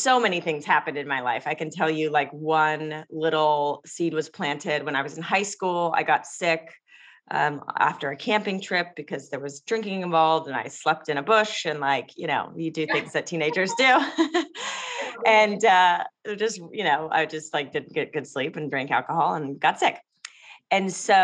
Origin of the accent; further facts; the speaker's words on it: Los Angeles, California, United States; I grew up in Los Angeles